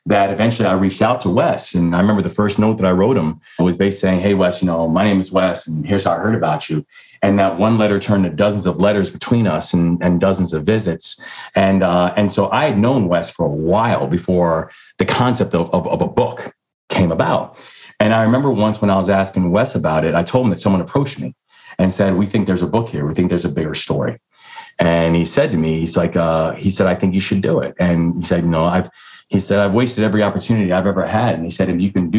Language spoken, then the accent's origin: English; Baltimore, Maryland, United States; also born or lived in London; the Baltimore Sun, which is my hometown paper